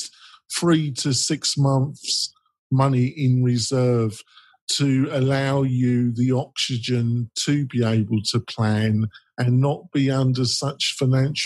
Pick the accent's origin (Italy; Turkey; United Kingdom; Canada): United Kingdom; England; I'm English